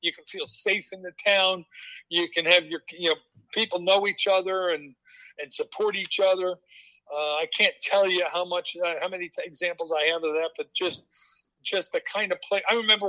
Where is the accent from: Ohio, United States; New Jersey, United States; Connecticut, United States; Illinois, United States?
New Jersey, United States; moved away as an adult; now in Fairfield, United States; we went back to my hometown in New Jersey for about a year.